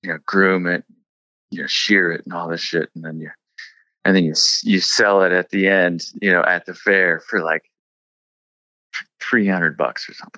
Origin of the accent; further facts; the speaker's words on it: Priest River, Idaho, United States; moved away; also born or lived in Seattle; I'm from Priest River, Idaho, and I'm a painter